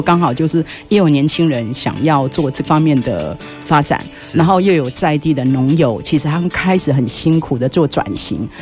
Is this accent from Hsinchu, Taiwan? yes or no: no; Yilan County, Taiwan; moved away; 我是宜兰人